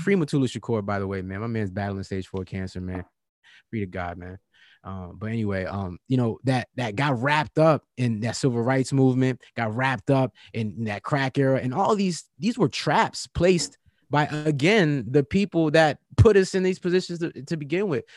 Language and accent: English; Virginia, United States; I'm from Virginia, and you know, and born and raised